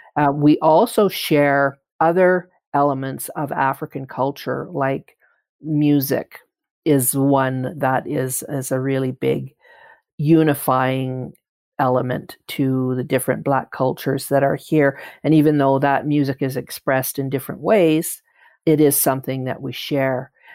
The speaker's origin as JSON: {"language": "English", "town": "Calgary", "region": "Alberta", "country": "Canada", "tie": "born or raised there", "said": "I identify as a Calgarian strongly. I identify as a Canadian strongly because I have never lived anywhere else. I was born here"}